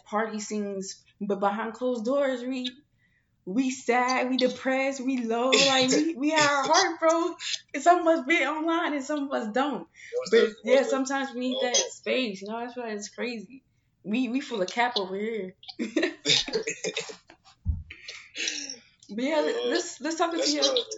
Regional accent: St. Louis, Missouri, United States; now in Arizona, United States; I'm from St. Louis

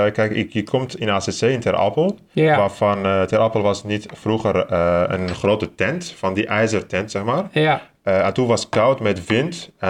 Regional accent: Turkey; now in Netherlands; ik kom uit Turkije

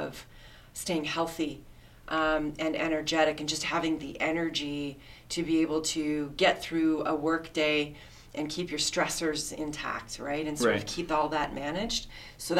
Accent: Toronto, Ontario, Canada; also born or lived in Winnipeg, Manitoba; I grew up in the East End, so sort of the Port Union and Lawrence area, Scarborough

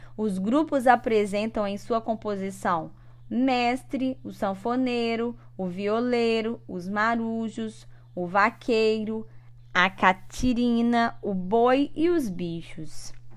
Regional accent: São Mateus or Conceição da Barra, Espírito Santo, Brazil; estão falando da minha cidade, minha cidade natal, no Espírito Santo

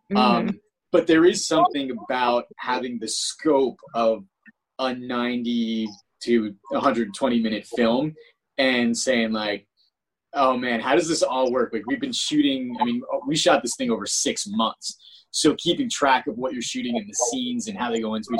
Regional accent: East Coast, United States; moved away as an adult; also born or lived in Los Angeles; I'm from the East Coast.

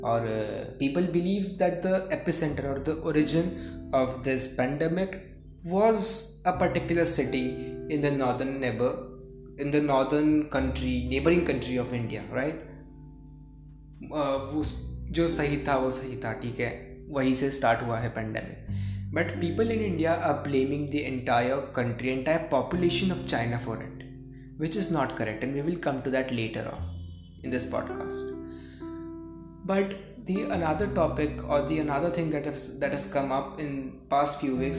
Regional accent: India; मैं एक इंडियन हूँ मैं हमेशा मेरी लाइफ इंडिया में ही रहा हूँ

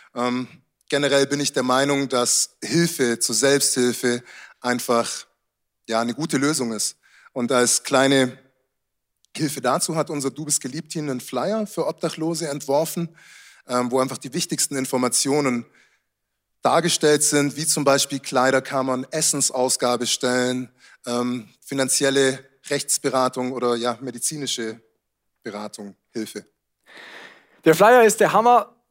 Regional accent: Germany; also born or lived in Munich; wie wir hier in Deutschland aufzuwachsen

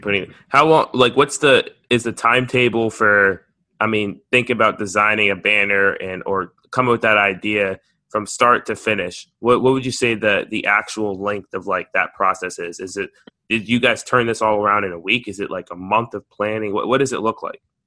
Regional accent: United States; me being American

